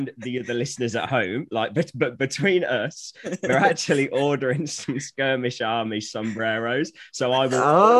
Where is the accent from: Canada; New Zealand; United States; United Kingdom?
United Kingdom; Coventry, West Midlands; now in Flitwick, United Kingdom; where I'm from originally, I'm from the Midlands. I was born in Coventry, but I live in a small village called Flitwick in Bedfordshire now